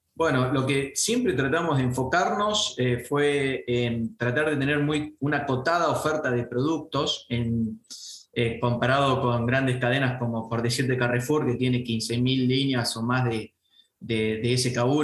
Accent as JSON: {"language": "Spanish", "town": "Venado Tuerto", "region": "Santa Fe", "country": "Argentina", "said": "yo soy de Venado Tuerto"}